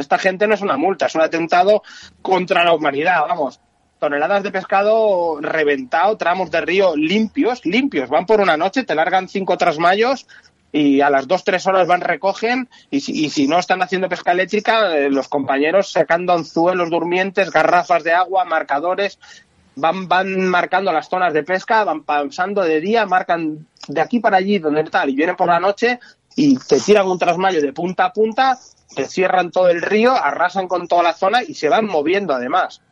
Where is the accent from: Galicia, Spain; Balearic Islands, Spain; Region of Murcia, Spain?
Galicia, Spain; yo soy gallego, vengo de pescador de trucha